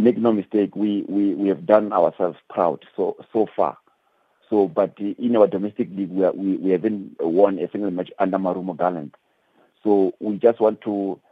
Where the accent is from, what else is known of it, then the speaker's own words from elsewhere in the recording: South Africa; as a South African